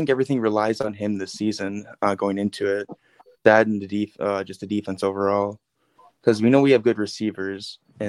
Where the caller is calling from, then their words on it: New Richmond, Wisconsin, United States; Oh, I'm in New Richmond, Wisconsin.